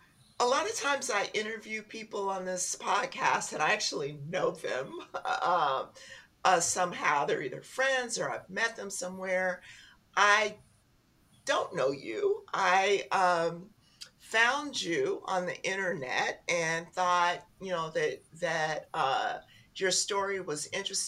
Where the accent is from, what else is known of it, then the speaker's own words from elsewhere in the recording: Oklahoma, United States; now in California, United States; we're both from Oklahoma.